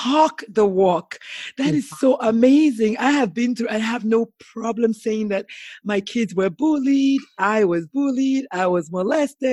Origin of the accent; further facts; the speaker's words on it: Nigeria; I grew up in Nigeria